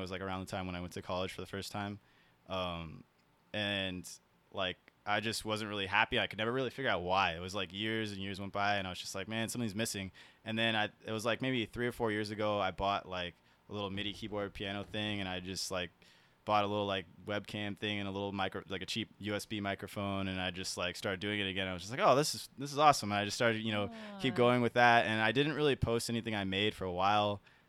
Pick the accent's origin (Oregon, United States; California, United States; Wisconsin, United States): California, United States; San Diego; also born or lived in South Carolina; So I was born in South Carolina. My dad was in the Navy, and then we moved to San Diego because he got relocated. And from there, I kind of just grew up in San Diego.